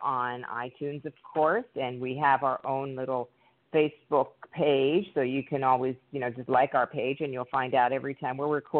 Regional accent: Pittsburgh, Pennsylvania, United States; moved away; also born or lived in New York City; I grew up here in Pittsburgh. So I came back

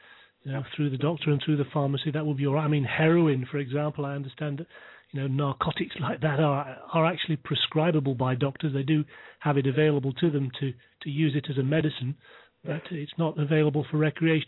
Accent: United Kingdom; I'm from the UK, of course, as you can probably tell by my accent

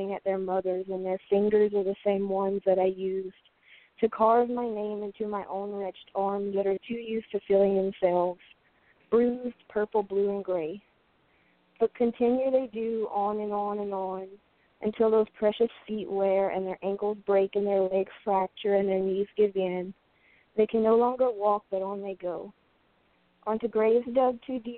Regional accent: Louisiana, United States; now in Portland, United States; I'm from Louisiana, and I live in Portland now

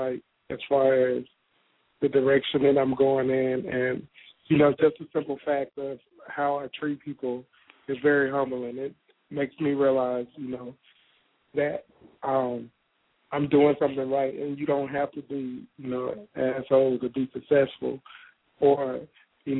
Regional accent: Mississippi, United States; I'm from Mississippi

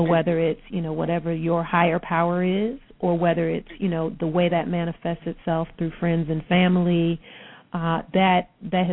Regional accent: Detroit, Michigan, United States; born and raised in Detroit

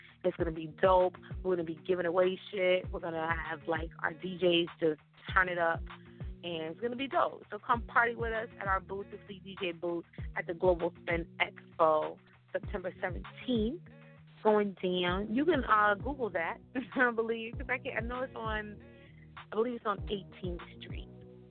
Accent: West Coast, United States; now in New York, United States; Like, I'm originally from the West Coast. You probably can't tell that because I've been in New York for so long.

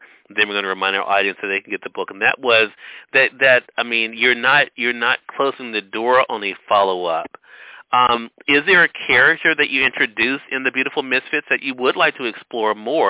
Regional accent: Mississippi, United States; Well, as a Mississippian

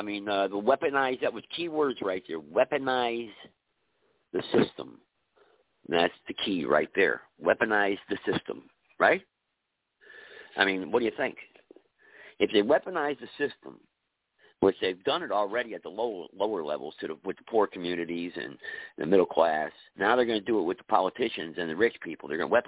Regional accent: San Francisco, California, United States; I'm traveling right now. I'm in the lower part of California right now, but I'm originally from San Francisco.

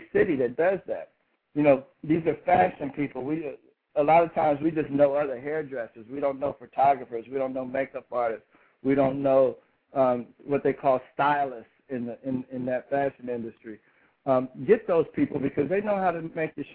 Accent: Indianapolis, Indiana, United States; That's my hometown

